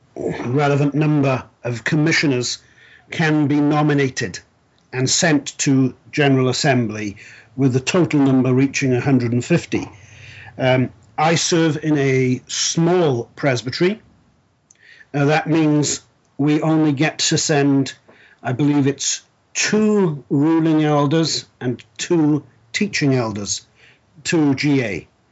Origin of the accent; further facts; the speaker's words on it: South Wales, United Kingdom; moved away as an adult; I was uh, born and raised in South Wales, Wales being a principality uh, that makes up the United Kingdom